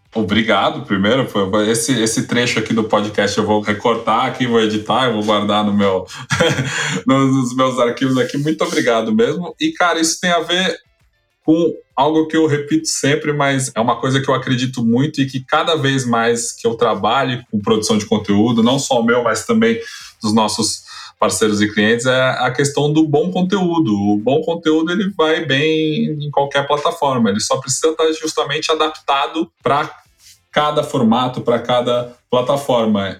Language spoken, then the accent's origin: Portuguese; São Paulo, Brazil; born or raised there